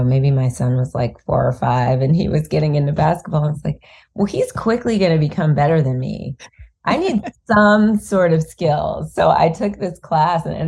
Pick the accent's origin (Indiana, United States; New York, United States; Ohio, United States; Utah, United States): Ohio, United States; Cleveland; we're both from Cleveland